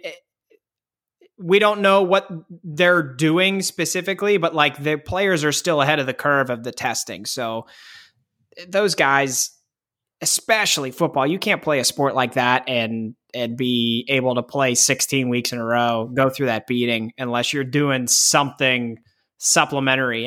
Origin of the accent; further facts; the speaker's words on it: Pittsburgh, Pennsylvania, United States; growing up in Pittsburgh